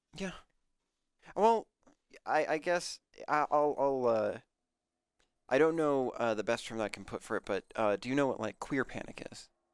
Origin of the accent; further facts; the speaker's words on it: Aurora, Colorado, United States; moved away; I'm from Aurora